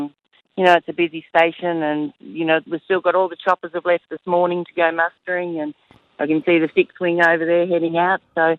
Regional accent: Stawell, Victoria, Australia; moved away; I'm from Stawell originally

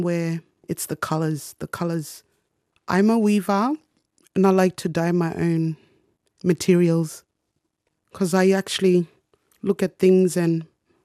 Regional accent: Moa, Torres Strait, Queensland, Australia; I'm from Moa, western side of Torres Strait. I grew up knowing words, but I never been fluent

